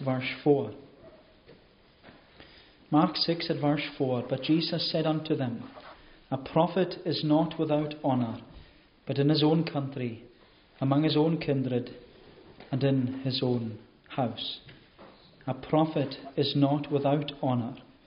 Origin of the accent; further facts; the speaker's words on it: Scotland, United Kingdom; for the majority of us here this morning, we would regard ourselves as Scottish. We are born and bred Scots